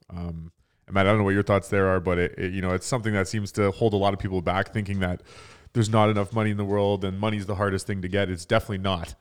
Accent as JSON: {"language": "English", "town": "Toronto", "region": "Ontario", "country": "Canada", "said": "we're from Toronto"}